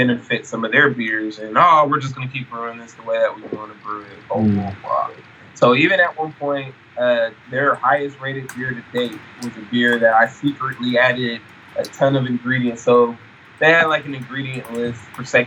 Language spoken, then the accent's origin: English; Sacramento, California, United States; I'm originally from Sacramento, California